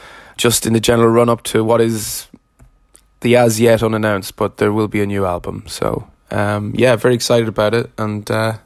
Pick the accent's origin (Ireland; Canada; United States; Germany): Ireland; Dundalk, Leinster; moved away as an adult; also born or lived in Hackney, London; now in London, United Kingdom; I make music as … I'm from Dundalk, but have been based in Hackney in London for the past decade or so.